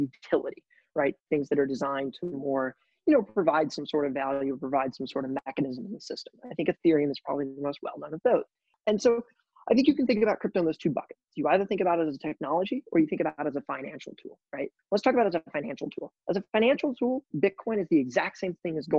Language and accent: English; Springfield, Missouri, United States; I typically tell people that I am from Missouri. So I grew up in a small town in Springfield, Missouri